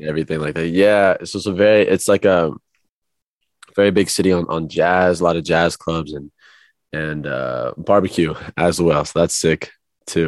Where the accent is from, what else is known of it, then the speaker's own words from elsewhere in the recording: Kansas City, Missouri, United States; moved away as an adult; now in Los Angeles, United States; I was born in Kansas City, Missouri